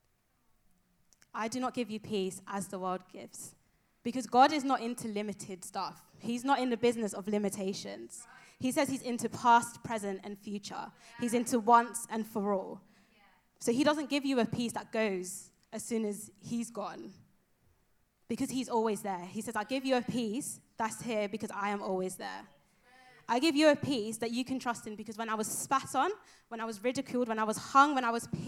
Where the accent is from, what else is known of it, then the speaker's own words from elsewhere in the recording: London, United Kingdom; moved away as an adult; also born or lived in Nigeria; now in Exeter, United Kingdom; I am originally from London, East London. Shout out, East London. I'm from Nigeria as well. That's my home